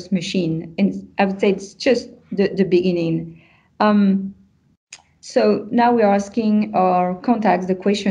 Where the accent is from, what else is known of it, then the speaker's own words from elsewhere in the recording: France; accent: French; English is a second language; moved away as an adult; now in Montreal, Canada; with my French accent